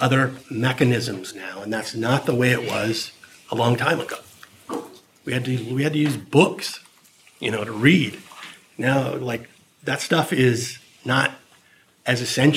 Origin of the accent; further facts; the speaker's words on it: Silicon Valley, California, United States; I come from Silicon Valley. I grew up there, and I watched it change